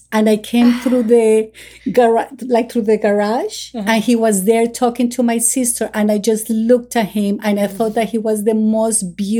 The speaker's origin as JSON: {"language": "English", "town": "Miami", "region": "Florida", "country": "United States", "tie": "born or raised there", "said": "I find myself that I'm more from here than from Colombia. Although I have my roots from Colombia, but I grew up in Miami."}